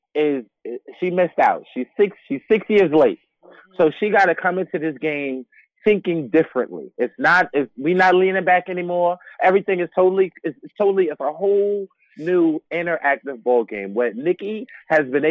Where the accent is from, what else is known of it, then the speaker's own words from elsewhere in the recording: New York City, New York, United States; I grew up in Bed-Stuy